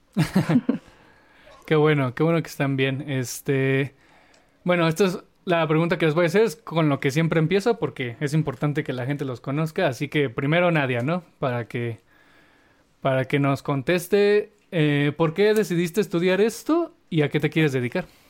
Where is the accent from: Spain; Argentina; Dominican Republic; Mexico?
Mexico; valores que, que, nos han inculcado como cultura mexicana